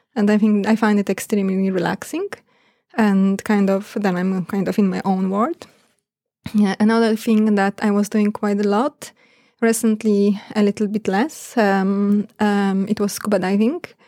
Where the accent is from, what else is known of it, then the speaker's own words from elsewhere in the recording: Poland; moved away as an adult; also born or lived in Bergen, Norway / Australia; now in Norway; I'm from Poland